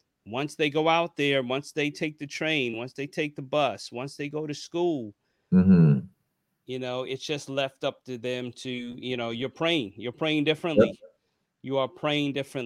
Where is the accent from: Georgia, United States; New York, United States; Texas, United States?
New York, United States; me growing up in New York, taking public transportation